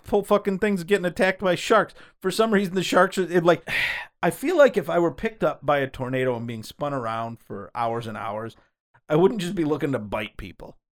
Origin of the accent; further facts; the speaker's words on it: Michigan, United States; We are from Michigan